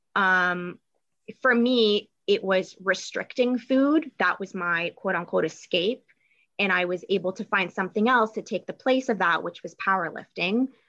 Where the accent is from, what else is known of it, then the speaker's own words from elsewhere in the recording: Toronto, Ontario, Canada; moved away as an adult; now in Michigan, United States; I grew up in Toronto, Canada.